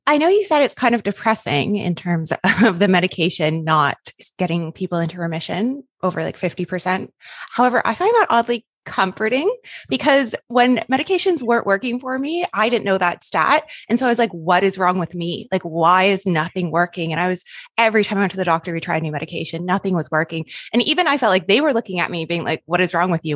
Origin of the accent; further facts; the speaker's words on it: Canada; now in Australia; I'm Canadian, by the way, if my accent is throwing you off and you're like, she does not sound Australian, I'm just in Australia